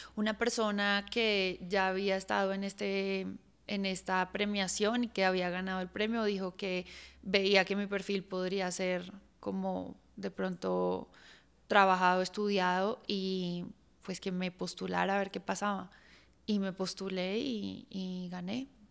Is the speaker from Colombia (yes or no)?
yes; Colombia; tenemos como colombianos